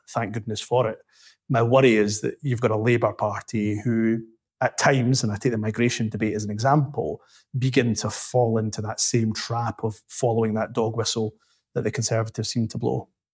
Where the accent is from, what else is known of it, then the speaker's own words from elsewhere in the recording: Glasgow, Scotland, United Kingdom; also born or lived in Dundee; I went from Glasgow to Dundee